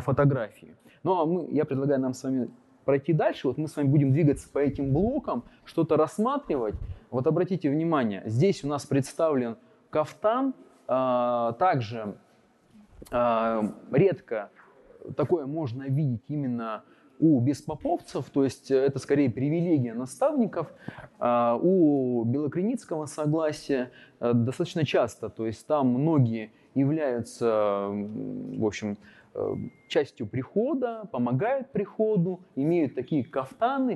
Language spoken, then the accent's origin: Russian; Yekaterinburg, Sverdlovsk Oblast, Russia; я родился в Екатеринбурге, родился в одном из районов на Эльмаш